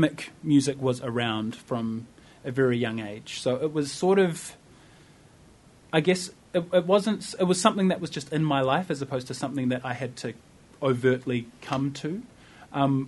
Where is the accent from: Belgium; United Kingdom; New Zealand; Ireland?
New Zealand; Wellington; I identify very much as a New Zealander. Like I grew up here. My friends are here. The culture that I know is Wellington